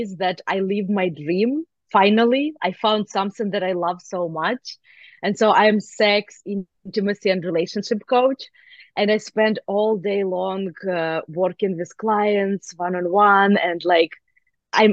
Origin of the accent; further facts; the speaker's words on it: Ukraine; moved away; I grew up in Ukraine